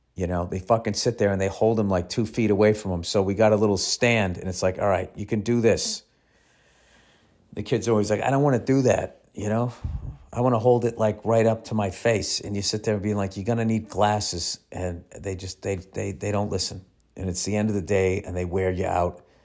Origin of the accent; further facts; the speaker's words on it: Massachusetts, United States; I'm from Massachusetts